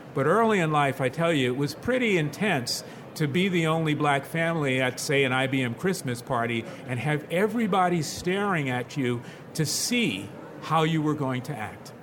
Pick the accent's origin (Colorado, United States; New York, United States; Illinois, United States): New York, United States; New York City; we grew up in the Williamsbridge neighborhood of the Bronx